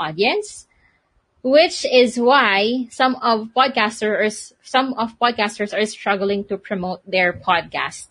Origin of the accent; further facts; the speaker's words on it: Philippines; I'm from the Philippines